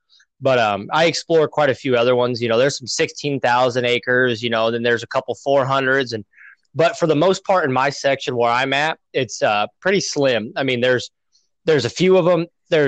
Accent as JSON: {"language": "English", "region": "Nebraska", "country": "United States", "lives_now": "Illinois, United States", "said": "You know, I came out here originally from Nebraska, so there's a lot of public land in Nebraska."}